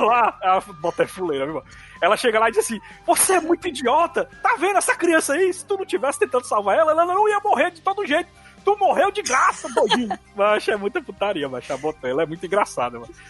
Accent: Ceará, Brazil; born or raised there

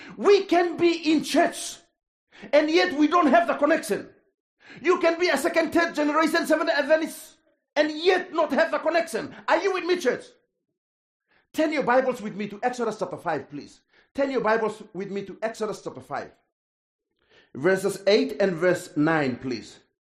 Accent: Papua New Guinea; English is a second language; I'm from Papua New Guinea

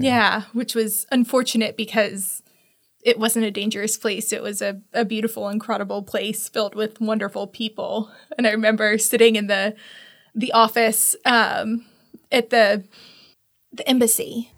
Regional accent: Tallahassee, Florida, United States; I was born and raised in Tallahassee

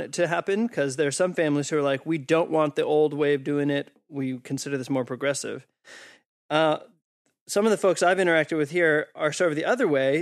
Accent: East Coast, United States; I'm from the East Coast in the U S.

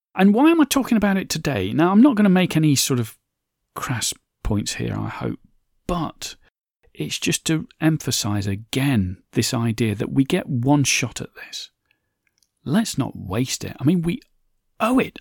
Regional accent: Derbyshire, Nottinghamshire, East Midlands, United Kingdom; slag heaps is what I grew up with in Derbyshire, Nottingham, Mass

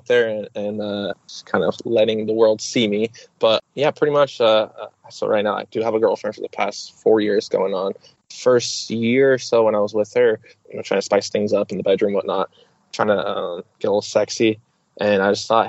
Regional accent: Oregon, United States; I'm from Oregon, up here in the United States

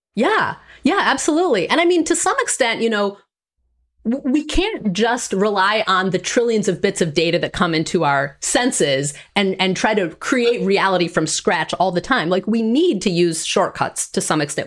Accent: Green Bay, Wisconsin, United States; I grew up in Green Bay, Wisconsin.

